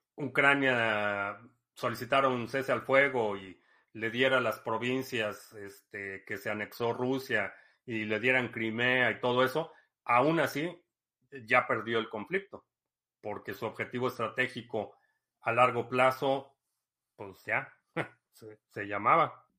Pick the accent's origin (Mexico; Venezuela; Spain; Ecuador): Mexico; Mexico City; accent: Mexican Spanish; moved away; mi acento, mi cadencia y el tipo de español que hablo te suene como el chavo del 8, porque a lo mejor es la única experiencia que tienes de el español mexicano. Y soy de la Ciudad de México